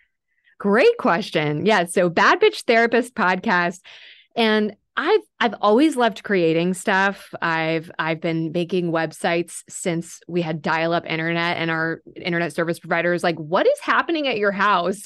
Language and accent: English; Texas, United States; moved away as an adult; now in Nashville, United States; I was born in Texas. So I, uh, I am a native Texan